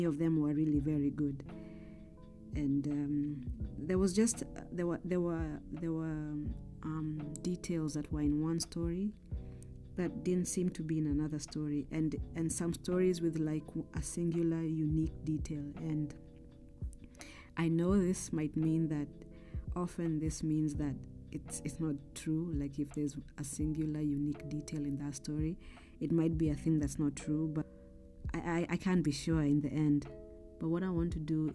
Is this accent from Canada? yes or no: no; Kenya; I grew up in Kenya